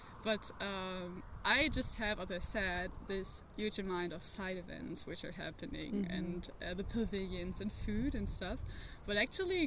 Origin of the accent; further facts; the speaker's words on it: Berlin, Germany; I'm from Germany, Berlin, where I'm studying international forest ecosystem management